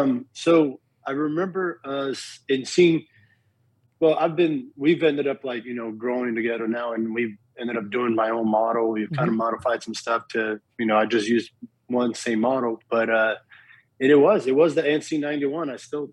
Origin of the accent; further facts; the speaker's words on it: Miami, Florida, United States; also born or lived in Brazil; And when I grew up playing in Miami, you know, I knew the basics of baseball